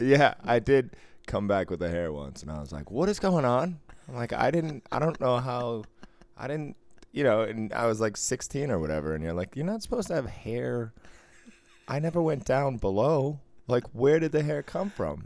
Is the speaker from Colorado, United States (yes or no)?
no; Boston, Massachusetts, United States